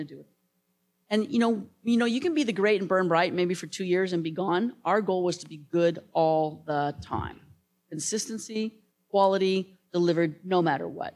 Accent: United States; I'm American, female, and 5'2".

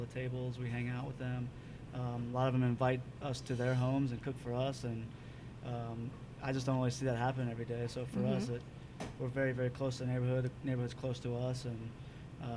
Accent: Cincinnati, Ohio, United States; now in San Francisco, United States; Originally from Cincinnati, Ohio

